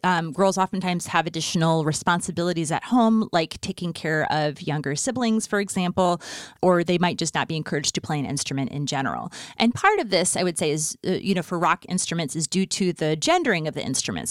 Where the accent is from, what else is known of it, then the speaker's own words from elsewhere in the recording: Fargo, North Dakota, United States; moved away; also born or lived in Los Angeles; growing up in Fargo, North Dakota in the nineties